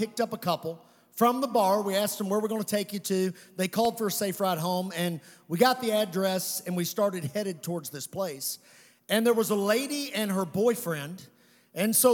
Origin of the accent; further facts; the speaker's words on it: Western Kentucky, United States; I'm from Western Kentucky